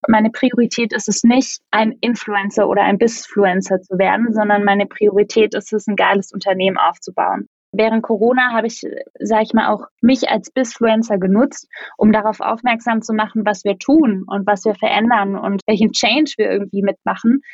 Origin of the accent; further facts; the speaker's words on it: Black Forest, Baden-Württemberg, Germany; moved away as an adult; also born or lived in North Rhine-Westphalia; now in Berlin, Germany; Ich komme aus dem Schwarzwald, meine Mama ist Kanadierin